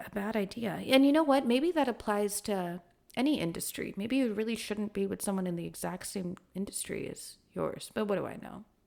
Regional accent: Kuwait; moved away; I've never actually lived in India, I grew up in Kuwait in the Middle East

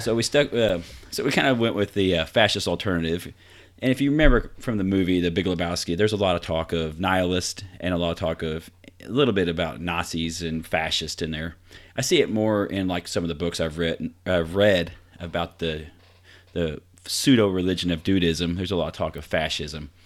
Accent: Vincennes, Indiana, United States; my hometown of Vincennes

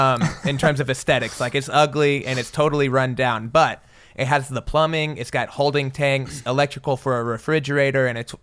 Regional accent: Oklahoma, United States; They're the Indians. I'm from Oklahoma. It's fitting.

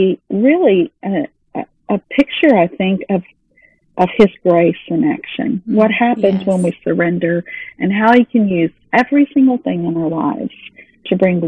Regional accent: Texas, United States; moved away; also born or lived in Missouri / Dallas-Fort Worth Metroplex; I'm from Texas, then we moved to Missouri, and then came back on my own to back down to the Dallas-Fort Worth Metroplex

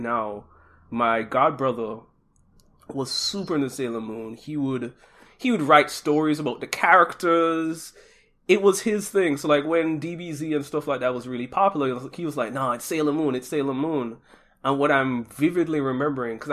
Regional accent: Jamaica; moved away; also born or lived in Japan; I'm originally from Jamaica

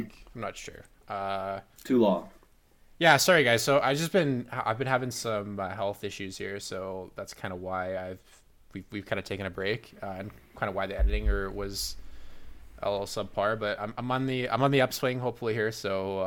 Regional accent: Calgary, Alberta, Canada; And me being from Alberta and Zane being from Alberta, I'm from Calgary

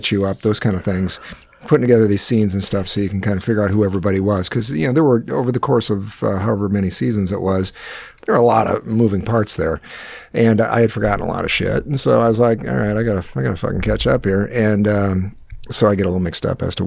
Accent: Northwest Iowa, United States; my hometown up in where I grew up in Northwest Iowa in the middle of nowhere

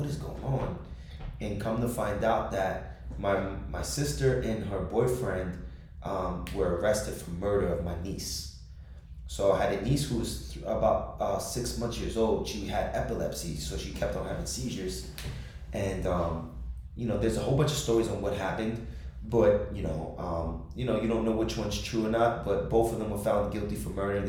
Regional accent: Jersey City, New Jersey, United States; I was born and raised in Jersey City, New Jersey

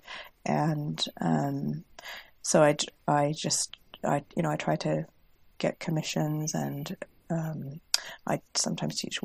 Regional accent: Washington, United States; moved away as an adult; now in York, United Kingdom; I currently live in York, but I grew up in the United States on the West Coast in Washington State

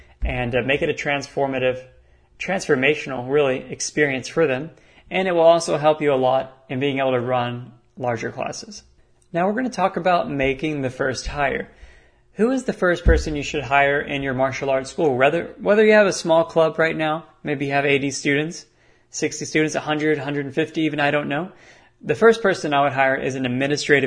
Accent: Texas, United States; I'm from Texas

